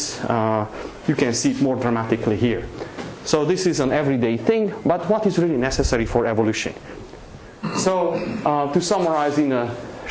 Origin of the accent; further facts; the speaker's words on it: Transylvania, Romania; moved away; I grew up in Transylvania, Eastern Europe